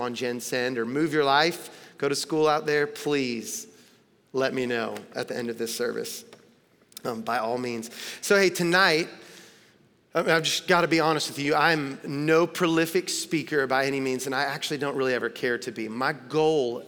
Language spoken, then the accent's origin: English; Tennessee, United States; moved away as an adult; now in Los Angeles, United States; I'm born and raised in Tennessee